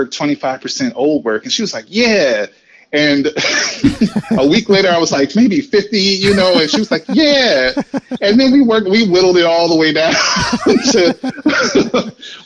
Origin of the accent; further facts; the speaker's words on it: Waterloo, Iowa, United States; moved away; also born or lived in Atlanta / St. Louis; I'm from Waterloo, Iowa.